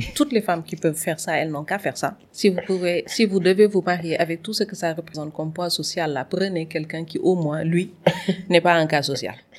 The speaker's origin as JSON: {"language": "French", "region": "Saint-Louis", "country": "Senegal", "tie": "born or raised there", "moved": "as an adult", "lives_now": "Dakar, Senegal", "said": "je suis née et j'ai grandi à Saint-Louis où j'ai fait euh, toutes mes études. Et c'est après le bac que je suis venue à Dakar."}